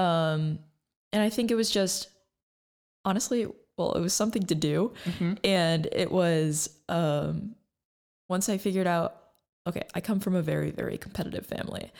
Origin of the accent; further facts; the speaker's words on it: Lansing, Michigan, United States; I'm from the Lansing area